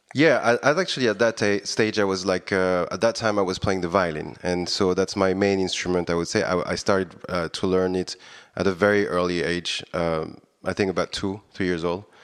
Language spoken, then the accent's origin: English; Réunion; moved away as an adult; also born or lived in Paris, France; now in Budapest, Hungary; I was born on Reading Island, as you, you mentioned it, and actually, I, I was raised over there